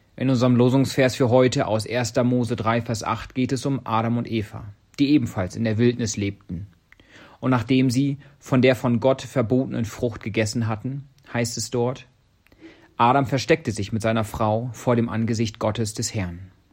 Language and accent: German; Germany; now in Kenya